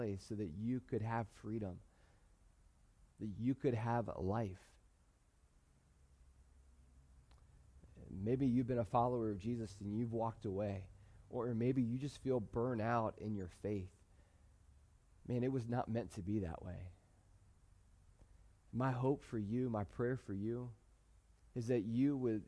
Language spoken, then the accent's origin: English; United States; I love being an American. I love being in America.